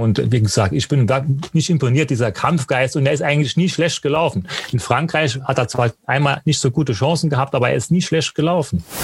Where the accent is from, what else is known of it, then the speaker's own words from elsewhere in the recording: Germany; ich komme aus Quirschi